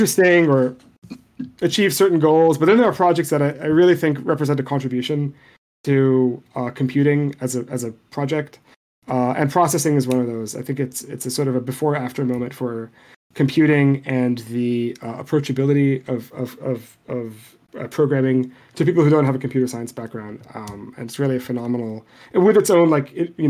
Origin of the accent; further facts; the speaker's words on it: Beirut, Beirut Governorate, Lebanon; first language Arabic; English is a second language; I grew up in Beirut, and I learned Arabic before I learned English. Like, it's my native language.